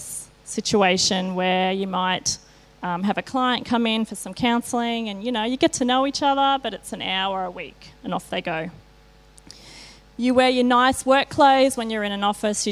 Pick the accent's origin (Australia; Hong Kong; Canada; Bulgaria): Australia; I grew up in Kalanga. I'm a Bogan.